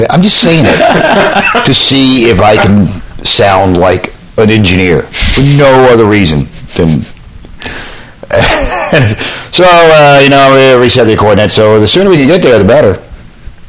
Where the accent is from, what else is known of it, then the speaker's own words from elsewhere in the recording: the South, United States; I grew up in the South